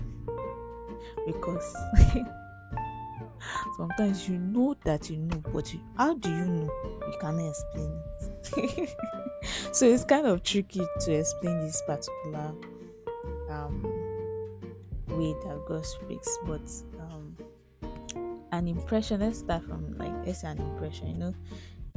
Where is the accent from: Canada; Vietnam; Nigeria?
Nigeria; as a Nigerian adult